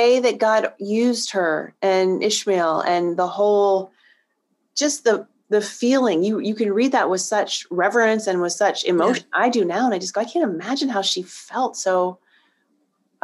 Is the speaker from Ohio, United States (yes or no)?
yes; Northeast Ohio, United States; moved away; I grew up in a really small village in Northeast Ohio